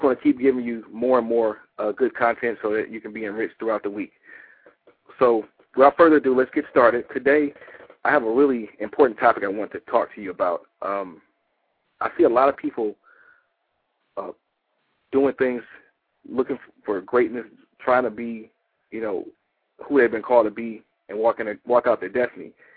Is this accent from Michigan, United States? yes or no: yes; Detroit, Michigan, United States; now in Atlanta, United States; I'm originally from Detroit